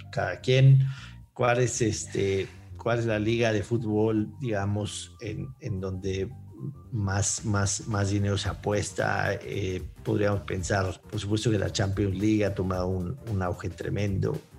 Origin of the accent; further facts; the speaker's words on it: Mexico City, Mexico; Nací en México, México Distrito Federal en aquellos tiempos, hoy Ciudad de México